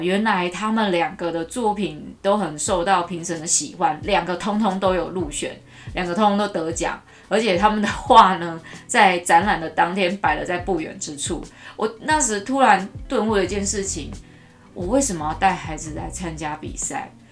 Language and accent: Chinese; Taichung, Taiwan; 我太丢我们台中人的脸了